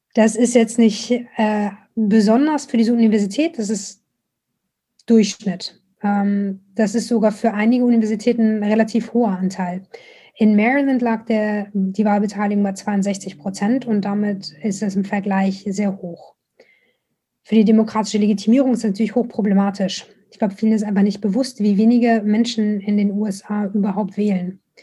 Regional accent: Germany; moved away as an adult; now in Baltimore, United States; wie ich halt aufgewachsen bin. So als Deutsche aus dem Bildungsbürgertum

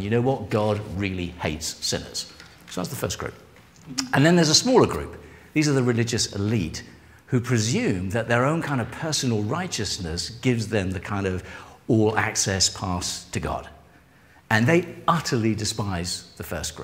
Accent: England, United Kingdom; I am English

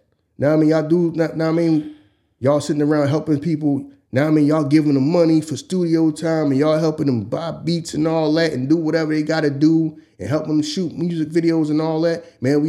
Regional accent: Philadelphia, Pennsylvania, United States; we're from Philly.

